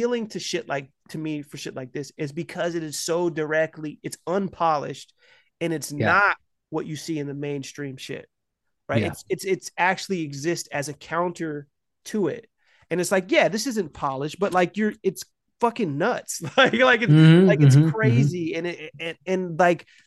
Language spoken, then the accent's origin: English; United States; I'm American.